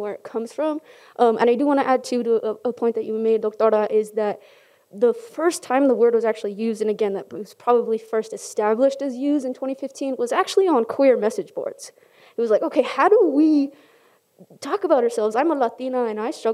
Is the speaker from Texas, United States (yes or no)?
no; California, United States; now in Utah, United States; I'm from California, so most of us are Mexicanos or Chicanos